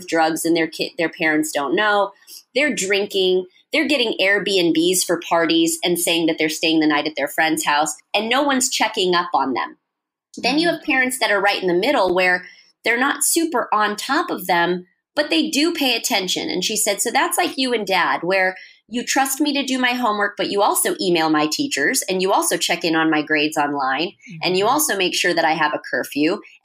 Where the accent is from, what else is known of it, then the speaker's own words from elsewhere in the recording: Fremont, California, United States; now in Los Angeles, United States; my hometown, which is Fremont.